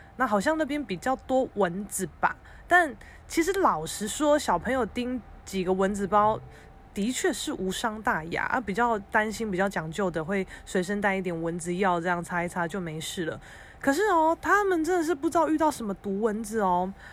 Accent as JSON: {"language": "Chinese", "region": "Keelung", "country": "Taiwan", "tie": "born or raised there", "said": "基隆我的家乡"}